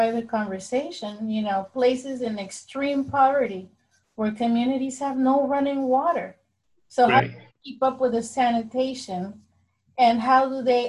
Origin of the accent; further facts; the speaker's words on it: Panama; now in United States; being from Panama